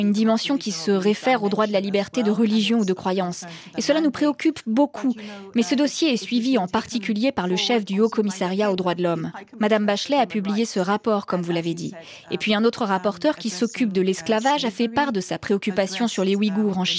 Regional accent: Iran; Je suis originaire d'Iran et ces uh, questions m'intéressent particulièrement.

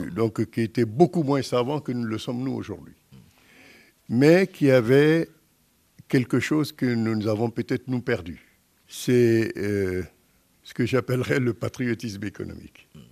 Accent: Guinea; moved away; en tant que Guinéen

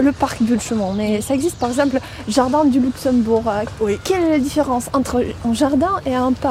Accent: Moscow, Russia; French is a second language; moved away as an adult; now in Paris, France; je suis russe, euh, je viens de Moscou. Euh, j'habite Paris depuis trois mois.

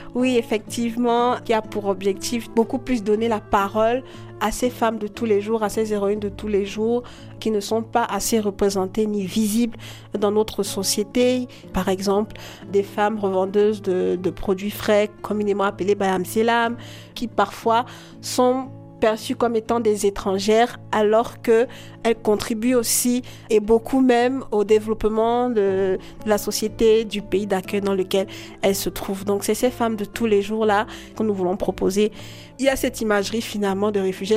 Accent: Douala, Littoral, Cameroon; J'ai grandi à Douala les premières années de mon enfance et puis j'ai fait des études en droit public international à l'université de Douala

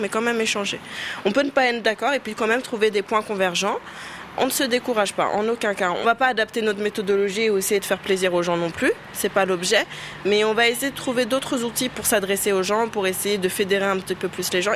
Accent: Senegal; nous sommes des Sénégalaises musulmanes

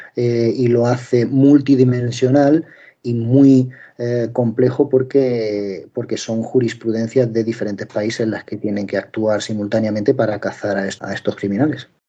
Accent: Linares, Andalusia, Spain; moved away as an adult; also born or lived in Madrid / London / Asia; soy periodista español, nacido en, Linares, provincia de Jaén, al sur en este caso de, de España.

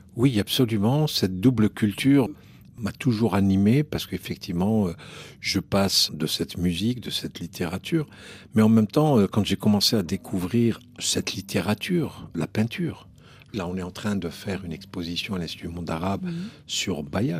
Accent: Algiers, Algiers Province, Algeria; moved away as an adult; now in France; moi je suis né à Alger

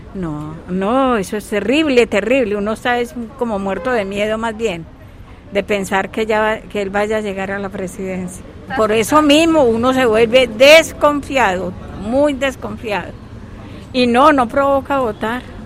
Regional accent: Colombia; como colombianos

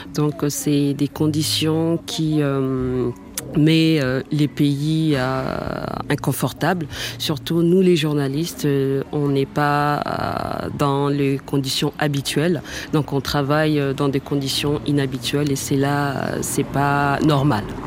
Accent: DR Congo; je suis née au Congo

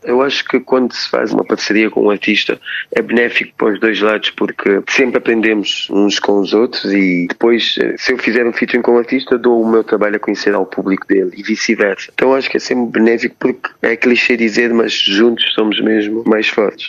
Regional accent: Cape Verde; now in Lisbon, Portugal

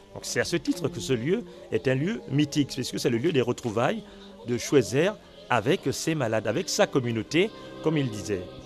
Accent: Lambaréné, Moyen-Ogooué, Gabon; also born or lived in Port-Gentil; je suis né à Lambaréné.

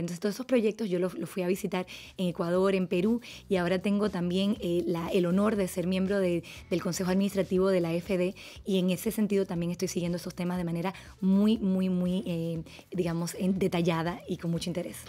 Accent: Dominican Republic; moved away; also born or lived in France; yo soy franco-dominicano, o sea que yo también soy binacional eh, crecí en República Dominicana en una comunidad francesa

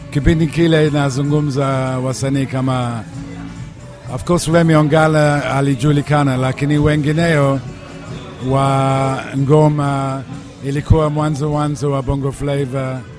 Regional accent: United Kingdom; moved away as an adult; now in Zanzibar, Tanzania; mimi nimezaliwa Uingereza alafu nimekuja Zanzibar mwaka 98

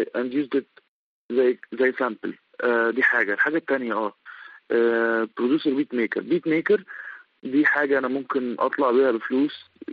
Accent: Sohag Governorate, Egypt; احنا كلنا من سوهاج

